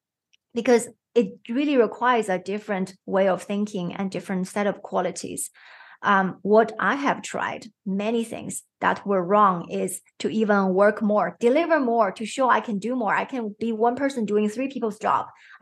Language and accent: English; China; I'm growing from China, it's a highly competitive country.